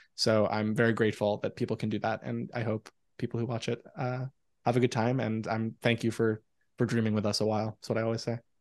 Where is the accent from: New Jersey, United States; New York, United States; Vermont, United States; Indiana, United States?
New York, United States; New York City; I grew up in Forest Hills, Queens